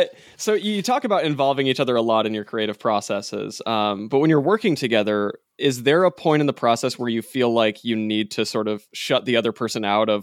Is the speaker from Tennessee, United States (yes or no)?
no; Utah, United States; I grew up in Utah. I like rode horses and had that whole country thing for part of my upbringing.